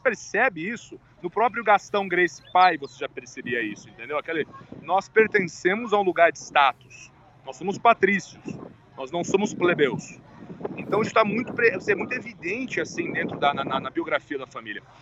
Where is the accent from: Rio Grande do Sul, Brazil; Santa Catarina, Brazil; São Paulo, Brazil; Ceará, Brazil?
São Paulo, Brazil; Eu sou de São Paulo